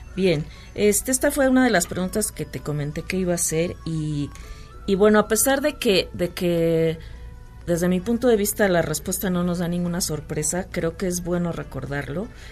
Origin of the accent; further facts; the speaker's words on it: Mexico; como mexicanos no debemos tomar atajos